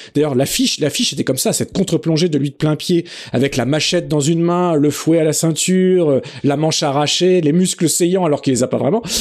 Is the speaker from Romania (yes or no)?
no; France; chez nous en France